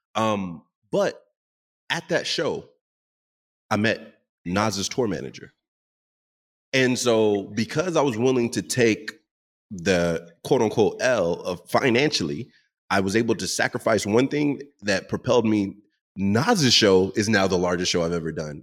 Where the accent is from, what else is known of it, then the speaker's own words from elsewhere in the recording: Dallas, Texas, United States; also born or lived in Seattle; I grew up in Dallas, and in the Dallas community, there are a lot of DJs